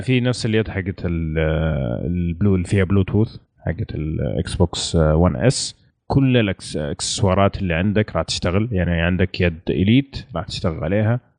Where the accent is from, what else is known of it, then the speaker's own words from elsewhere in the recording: Saudi Arabia; عندنا في السعودية